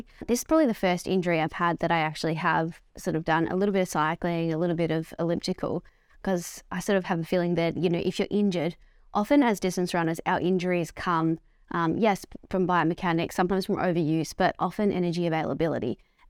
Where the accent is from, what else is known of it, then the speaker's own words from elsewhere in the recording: Melbourne, Victoria, Australia; I think growing up in the outer eastern suburbs, it's just like, you just get what you want. There's no judgment.